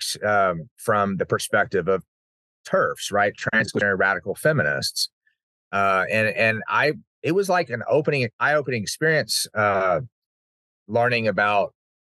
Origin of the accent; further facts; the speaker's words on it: Uvalde, Texas, United States; growing up in Uvalde